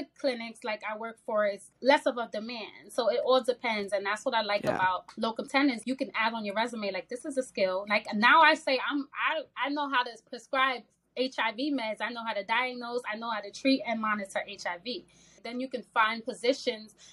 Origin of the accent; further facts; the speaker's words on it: New York, United States; I'm originally from New York